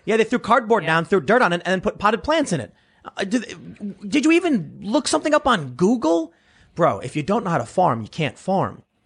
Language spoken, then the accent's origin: English; United States; I'm from America